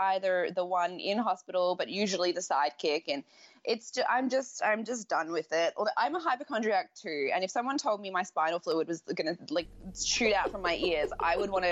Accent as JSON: {"language": "English", "country": "Australia", "said": "as an Australian"}